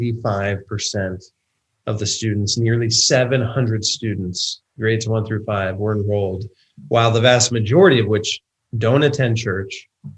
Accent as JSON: {"language": "English", "town": "Van Wert", "region": "Ohio", "country": "United States", "tie": "born or raised there", "said": "my hometown of Van Wert, Ohio"}